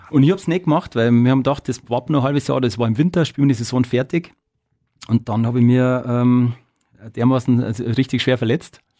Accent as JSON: {"language": "German", "town": "Petting", "region": "Bavaria", "country": "Germany", "said": "Nein, überhaupt nicht. Ich komme ja aus Petting"}